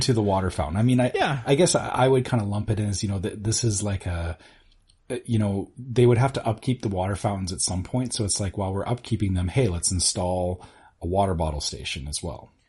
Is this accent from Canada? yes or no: yes; Canada; speaking as a Canadian